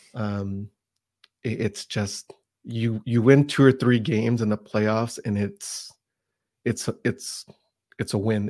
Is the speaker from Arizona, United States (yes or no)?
no; Pasadena, California, United States; now in Utah, United States; I grew up in the, in the San Gabriel Valley, which is the Pasadena area